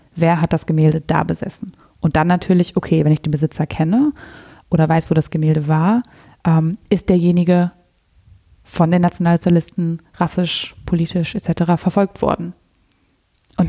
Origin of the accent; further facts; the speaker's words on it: near Münster, North Rhine-Westphalia, Germany; aber ich bin hier in der, ganz in der Nähe von Münster aufgewachsen. Da komme ich her